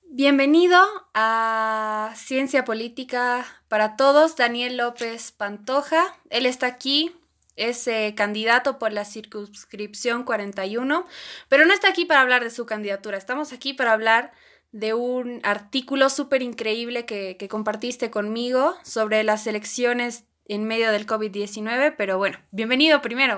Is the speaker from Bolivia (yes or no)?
yes; Bolivia; como boliviana